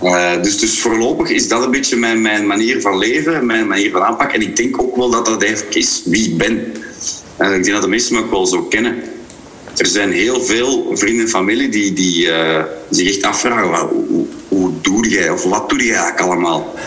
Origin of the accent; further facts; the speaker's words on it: Grobbendonk, Flanders, Belgium; ben ik een Kempenaar in hart en ziel. En, en eh, zeker een Grobbelonkenaar of een Bouwelaar in hart en ziel.